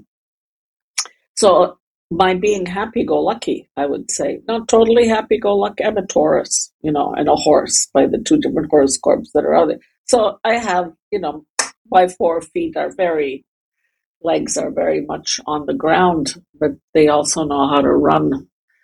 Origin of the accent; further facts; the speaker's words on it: Canada; moved away as an adult; also born or lived in Germany; now in Riga, Latvia; I live in Riga in Latvia. I was born and I grew up in Canada. I've also spent a lot of time in Germany growing up